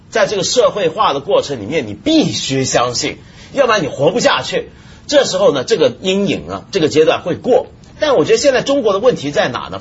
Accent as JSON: {"language": "Chinese", "country": "Taiwan", "tie": "born or raised there", "said": "因为我小时候在台湾"}